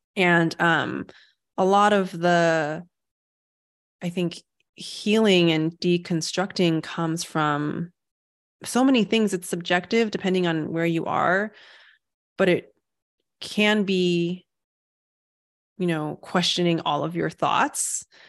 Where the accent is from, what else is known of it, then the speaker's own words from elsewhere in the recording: United States; also born or lived in Taiwan; I was born in America, and I was like, so that's still home for me.